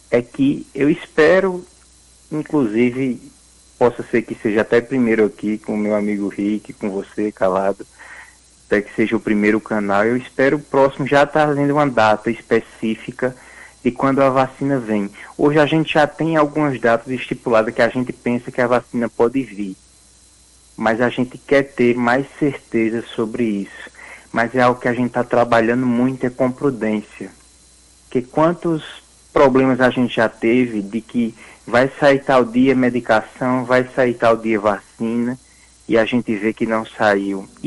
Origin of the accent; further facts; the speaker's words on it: Northeast Region, Brazil; que a gente, como bom nordestino, diz que é um nome enfeitado, né?